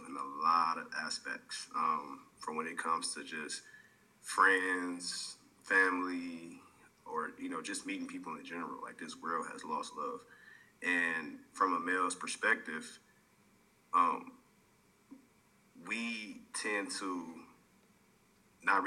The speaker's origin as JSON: {"language": "English", "town": "Detroit", "region": "Michigan", "country": "United States", "moved": "yes", "lives_now": "Arizona, United States", "said": "I'm actually from Detroit, Michigan. I live in Arizona"}